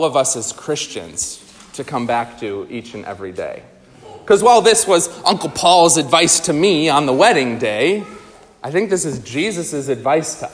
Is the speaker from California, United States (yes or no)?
no; New York, United States; moved away; also born or lived in Minnesota; my wife is from Nebraska and I'm from New York